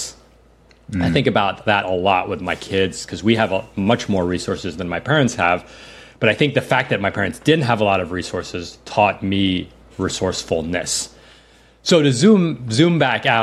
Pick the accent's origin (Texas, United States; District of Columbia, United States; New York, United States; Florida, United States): New York, United States; New York City; I grew up in New York City.